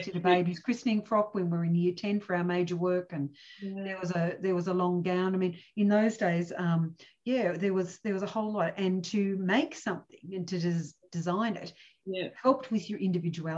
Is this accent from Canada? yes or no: no; Cooma, New South Wales, Australia; where I grew up in Cooma